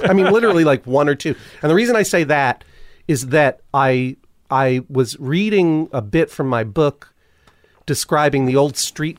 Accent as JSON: {"language": "English", "region": "New England", "country": "United States", "said": "I'm from New England and I'm an emotionally stunted human."}